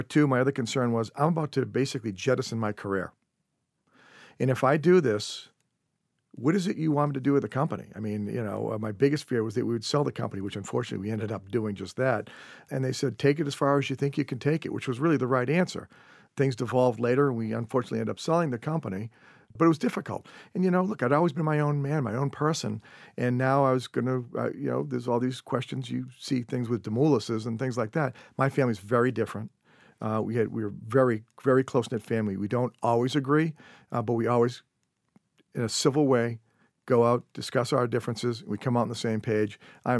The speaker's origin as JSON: {"language": "English", "town": "Norwell", "region": "Massachusetts", "country": "United States", "tie": "born or raised there", "lives_now": "Marshfield, United States", "said": "I grew up in Norwell, Massachusetts on the South Shore, currently live in Marshfield, just about 3 miles away from where I grew up."}